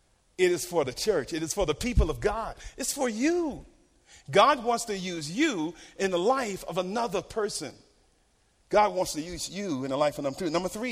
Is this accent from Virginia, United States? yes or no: yes; Norfolk, Virginia, United States; Little Creek Amphibian Base, Norfolk Naval Base in Norfolk, Virginia. Any military here today? Yeah. So I grew up around Navy and Marines.